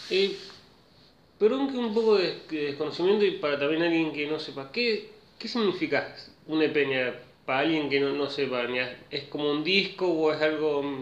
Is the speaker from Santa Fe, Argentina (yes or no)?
yes; Rosario, Santa Fe, Argentina; yo soy de Rosario